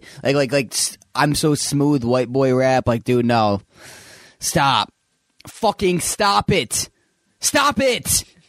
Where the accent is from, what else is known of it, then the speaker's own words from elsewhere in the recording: Kentucky, United States; You know, I grew up in Kentucky